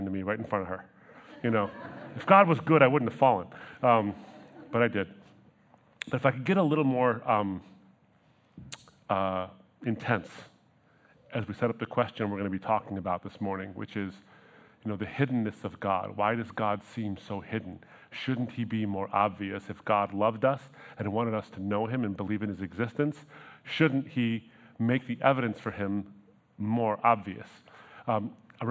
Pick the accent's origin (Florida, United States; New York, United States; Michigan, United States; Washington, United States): Michigan, United States; Troy; We grew up in Troy